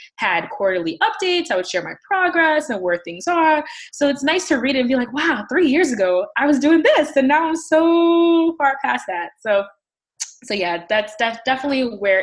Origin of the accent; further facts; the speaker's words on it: New York City, New York, United States; moved away as an adult; now in Connecticut, United States; I am originally from the Bronx in New York City, and I moved out here after graduate school